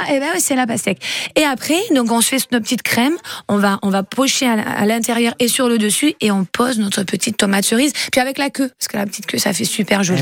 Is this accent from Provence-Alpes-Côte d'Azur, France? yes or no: yes; Fuveau, Provence-Alpes-Côte d'Azur, France; je suis de Fuveau